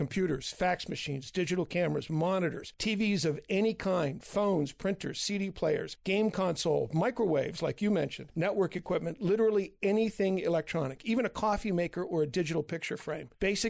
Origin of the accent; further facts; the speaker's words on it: Baltimore, Maryland, United States; moved away as an adult; also born or lived in Philadelphia, Pennsylvania / Milford, Massachusetts; now in Houlton, United States; I was born and brought up in Baltimore, Maryland. Went to school in Philadelphia and came up to Maine about 20 years ago and semi-retired, and now I'm fully retired.